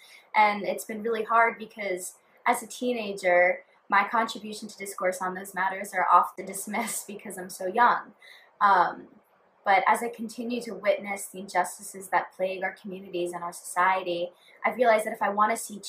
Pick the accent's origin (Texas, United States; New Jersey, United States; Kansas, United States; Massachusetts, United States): New Jersey, United States; South Brunswick; I'm 17 and I'm from South Brunswick, New Jersey.